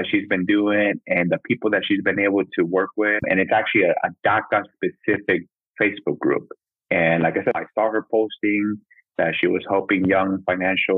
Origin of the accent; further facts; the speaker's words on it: Midwest, United States; also born or lived in Mexico / Nebraska / Iowa; now in Sioux City, United States; when we came over, we're in Nebraska, and I basically grew up in Nebraska for like 5 years